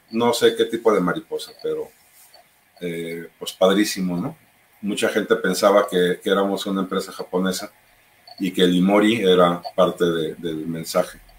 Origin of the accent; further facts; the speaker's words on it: Guadalajara, Jalisco, Mexico; also born or lived in Cuernavaca; nosotros, aunque somos de Guadalajara, pues vivíamos en Cuernavaca.